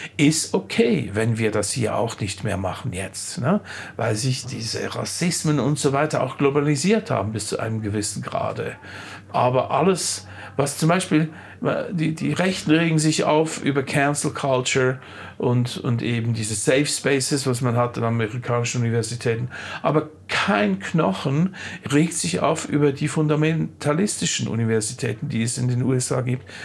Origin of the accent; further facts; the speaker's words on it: Olten, Solothurn, Switzerland; Ich komme ja aus Olten.